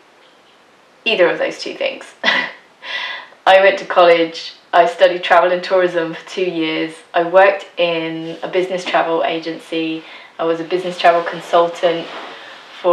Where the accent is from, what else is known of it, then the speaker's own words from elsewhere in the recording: England, United Kingdom; moved away as an adult; now in Denmark; I was born and raised in England, but in 2006 I moved to Denmark because I met my husband, and now we live here